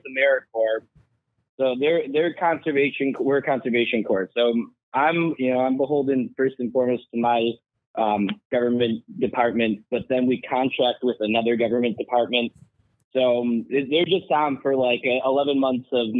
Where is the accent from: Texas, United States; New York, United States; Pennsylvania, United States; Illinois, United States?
Illinois, United States; Chicago; also born or lived in Washington State; now in Washington, United States; I'm from Chicago